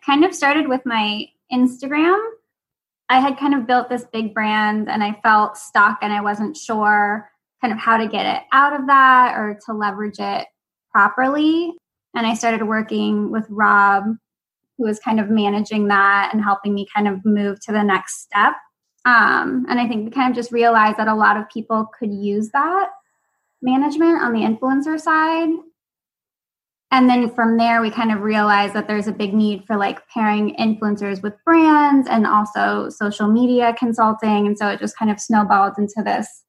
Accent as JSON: {"language": "English", "town": "San Francisco", "region": "California", "country": "United States", "also_born_or_lived": "Los Angeles, California", "moved": "yes", "lives_now": "Boston, United States", "said": "I'm from San Francisco and LA originally"}